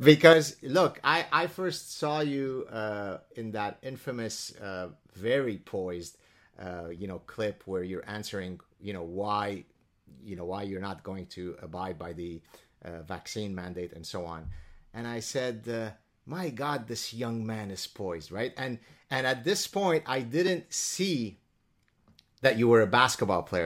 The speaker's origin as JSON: {"language": "English", "country": "Lebanon", "moved": "yes", "lives_now": "Canada", "said": "I come from the Middle East. As a Jewish person in the Leban, in, in, in the Middle East and Lebanon"}